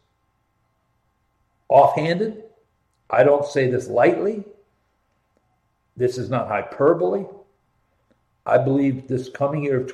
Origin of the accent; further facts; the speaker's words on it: Columbus, Ohio, United States; I grew up in Columbus, went there in the 70s